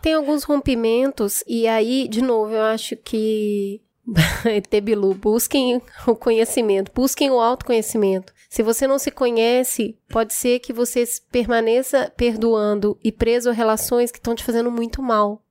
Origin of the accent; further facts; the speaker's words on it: Belo Horizonte, Minas Gerais, Brazil; eu nasci num bairro muito humilde em Belo Horizonte